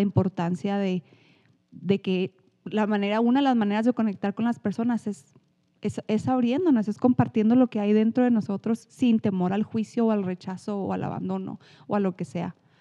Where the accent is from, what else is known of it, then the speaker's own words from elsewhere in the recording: Chihuahua, Mexico; accent: norteño; soy mexicana, soy de Chihuahua